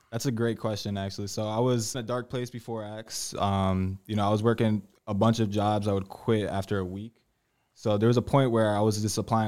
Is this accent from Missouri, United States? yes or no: no; Bristol, Connecticut, United States; I was born born in Bristol, Connecticut.